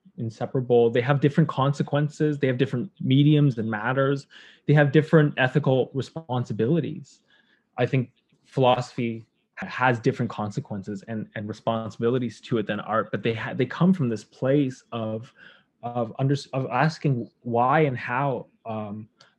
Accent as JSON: {"language": "English", "town": "Toronto", "region": "Ontario", "country": "Canada", "tie": "born or raised there", "moved": "as an adult", "lives_now": "Montreal, Canada", "said": "I'm from Toronto. I grew up there, but now I live in Montreal"}